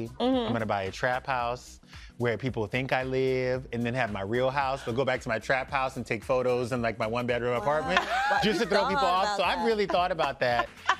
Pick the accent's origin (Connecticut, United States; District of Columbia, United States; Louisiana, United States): Louisiana, United States; South; I'm from South Louisiana